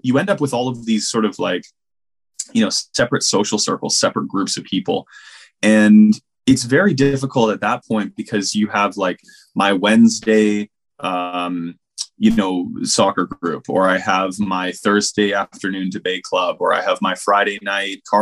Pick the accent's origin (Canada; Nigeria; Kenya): Canada; I grew up in Canada in a town, you know, just outside of a small city, basically.